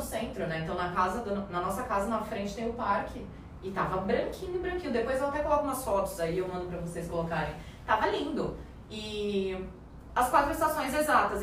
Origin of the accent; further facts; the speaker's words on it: Brazil; moved away as an adult; now in Ireland; somos brasileiros